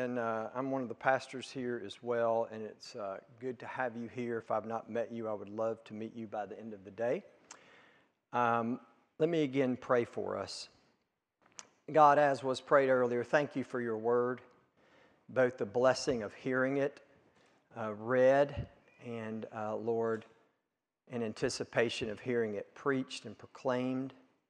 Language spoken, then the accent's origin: English; Hikes Retreat, Mississippi, United States; So I grew up in South Mississippi, out in the country, in an area called Hikes Retreat, and attended Hikes Retreat Baptist Church.